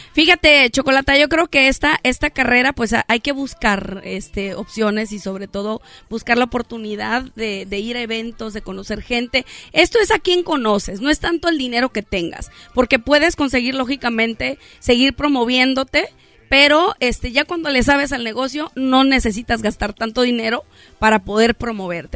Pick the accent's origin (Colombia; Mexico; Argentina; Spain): Mexico; nosotros somos más mexicanos que los nopales. A, mí me fascina mi país